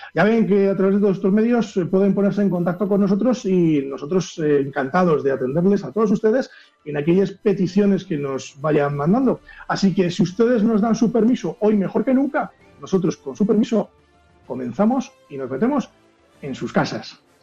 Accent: Castile and León, Spain; also born or lived in Pedro Bernardo; aquí, de mi tierra

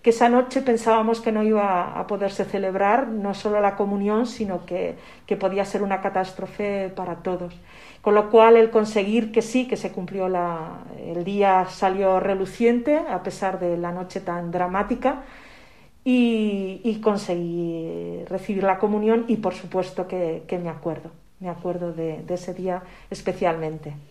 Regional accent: Zaragoza, Aragon, Spain; also born or lived in Calatayud; Yo soy de Zaragoza, eh, nací en Zaragoza, pero en esa época cuando me tocó eh, cumplir los siete años y recibir el sacramento de la comunión, en ese momento vivíamos en Calatayud, un pueblecito que, se conoce eh, a nivel nacional.

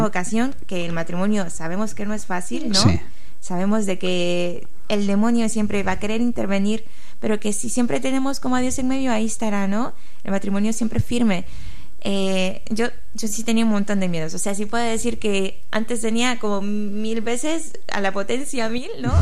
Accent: Tegucigalpa, Francisco Morazán, Honduras; moved away as an adult; also born or lived in Navarra, Spain; now in Pamplona, Spain; yo soy de Tegucigalpa, Honduras.

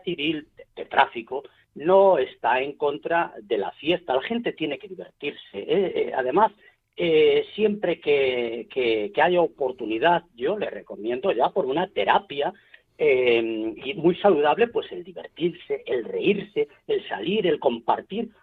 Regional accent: Galicia, Spain; como gallegos estamos eh, en todas las partes del mundo

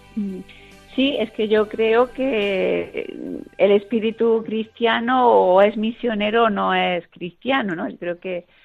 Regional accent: Chauchina, Andalusia, Spain; yo soy eh, granadina y tuve la, la, dicha de, que las misioneras de las doctrinas rurales pudieran trabajar en mi pueblo natal y que es Chauchina

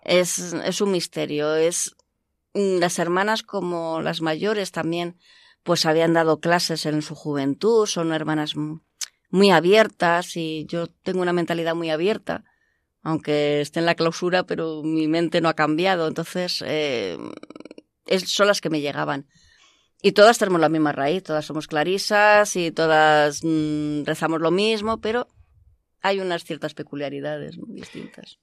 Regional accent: Madrid, Community of Madrid, Spain; also born or lived in Canada; now in Alcalá de Henares, Spain; nací en Canadá como hija de migrantes y a los tres años pues mm, volvimos a España. He vivido siempre en Madrid

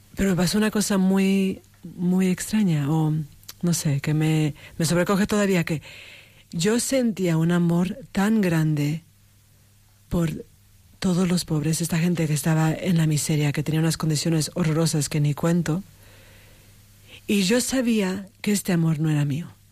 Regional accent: Mexico; moved away; also born or lived in United States; De México, sí, sí. Nací en México, también tengo, tengo un padre de Estados Unidos. Entonces, tengo que decir que soy de los dos países, pero, empecé en México

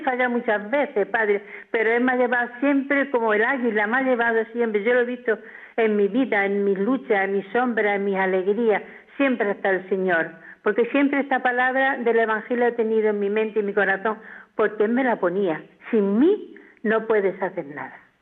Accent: Jódar, Andalusia, Spain; now in Valencia, Spain; yo nací en Jodar, Jaén, en un pueblo en muy... Jodar. Sí, sí, Jodar, de Jaén. Y yo nací allí, éramos ocho hermanos, mis padres eran muy pobres, trabajábamos en todo lo que salía, íbamos al colegio no mucho

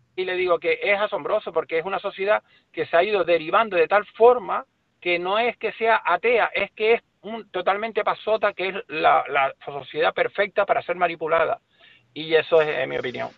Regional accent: Las Palmas de Gran Canaria, Canary Islands, Spain; Yo soy de Las Palmas de Gran Canaria, no de un pueblito, sino del, de una capital de las más importantes de España

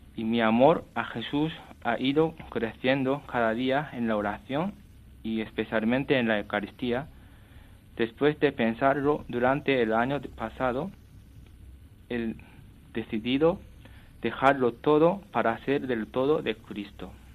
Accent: Japan; Spanish is a second language; moved away as an adult; also born or lived in Canada; now in Toledo, Spain; soy japonés, tengo 24 años

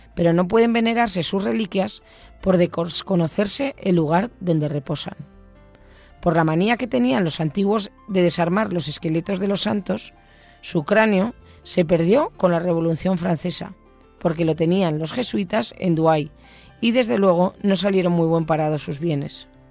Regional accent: Basque Country, Spain; soy vasca

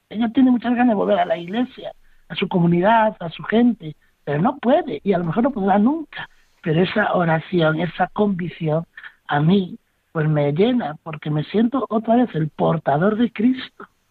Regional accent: Spain

